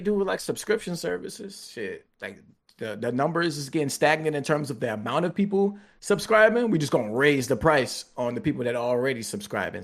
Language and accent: English; United States; I am American